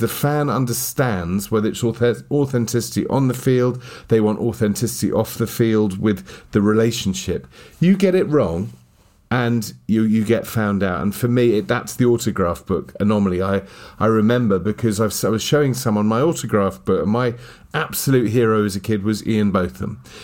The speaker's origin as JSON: {"language": "English", "country": "United Kingdom", "said": "being British as we are"}